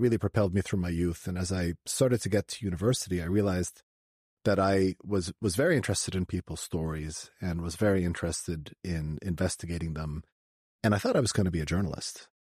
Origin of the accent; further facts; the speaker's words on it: Canada; I grew up in uh, Canada. I was a Canadian kid